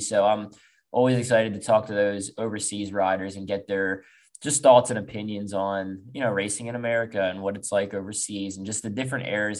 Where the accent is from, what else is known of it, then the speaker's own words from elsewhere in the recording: Pennsylvania, United States; growing up in Pennsylvania